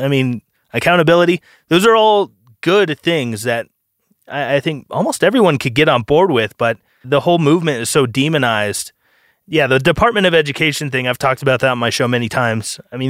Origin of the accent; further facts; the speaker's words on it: United States; I'm an American